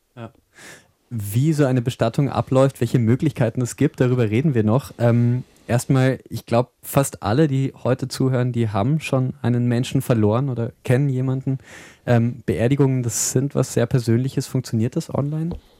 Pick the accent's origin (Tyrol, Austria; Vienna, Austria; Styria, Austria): Vienna, Austria; Als Wiener